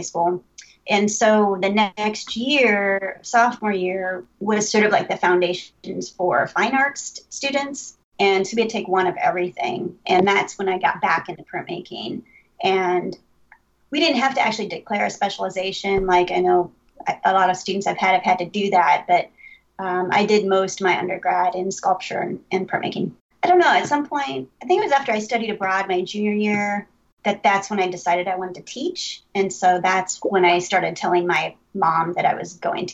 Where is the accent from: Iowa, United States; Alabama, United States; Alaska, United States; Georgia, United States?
Iowa, United States; Ames; I grew up in Ames, Iowa